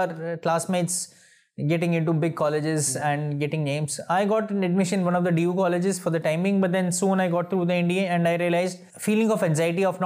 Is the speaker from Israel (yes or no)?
no; Delhi, India; we are from Uttarakhand, but my father shifted from the village to Delhi once he was a kid. So more or less Delhiite.